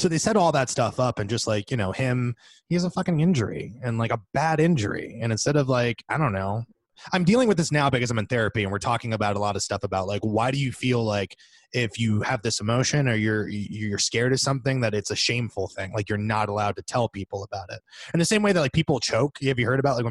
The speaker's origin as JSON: {"language": "English", "region": "central Florida", "country": "United States", "tie": "born or raised there", "said": "we're not like from South Florida, but we have the University of South Florida for some reason, even though we're in the middle of the state"}